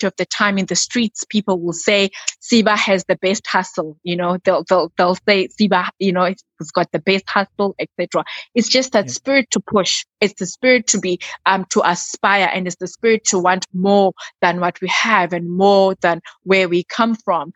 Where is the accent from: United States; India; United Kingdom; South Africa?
South Africa